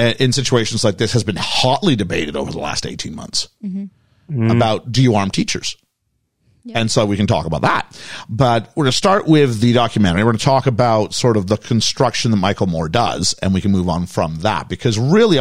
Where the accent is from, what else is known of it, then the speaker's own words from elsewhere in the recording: Canada; also born or lived in United States; now in United Kingdom; For my experience as a Canadian